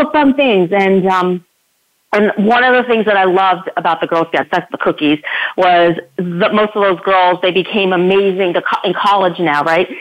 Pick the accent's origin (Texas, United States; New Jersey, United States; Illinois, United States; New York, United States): New York, United States; Schenectady and Albany; Schenectady and Albany, New York, in my hometown.